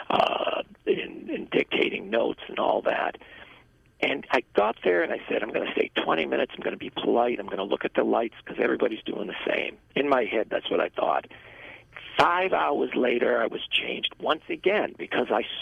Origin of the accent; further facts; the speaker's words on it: United States; being the American person that I was